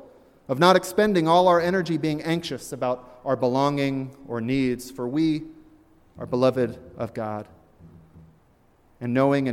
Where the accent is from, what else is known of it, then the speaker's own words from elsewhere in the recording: Virginia, United States; born there; also born or lived in Deep South; though I was born in Virginia and lived much of my life in the Deep South, I have also spent good time in Poughkeepsie and Hartford and Boston.